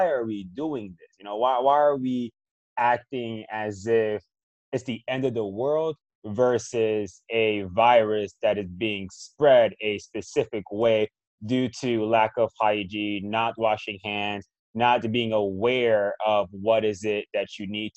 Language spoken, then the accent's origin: English; Miami, Florida, United States; I grew up in Miami